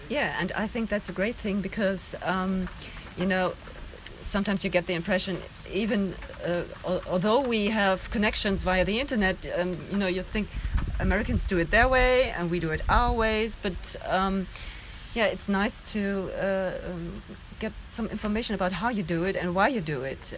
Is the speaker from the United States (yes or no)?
no; Germany; I'm from Germany